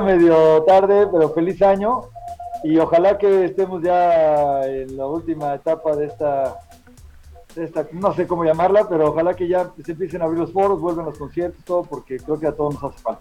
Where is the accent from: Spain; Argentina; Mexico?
Mexico; Tehuacán, Puebla; now in Guadalajara, Mexico; no somos de Tehuacán, Puebla, y creo que caímos en el mejor lugar de México para crecer como músicos